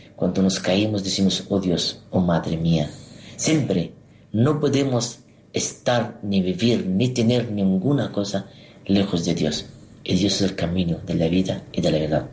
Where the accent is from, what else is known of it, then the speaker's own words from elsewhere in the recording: Egypt; Spanish is a second language; moved away; also born or lived in Terrassa, Spain; en Egipto, en mi tierra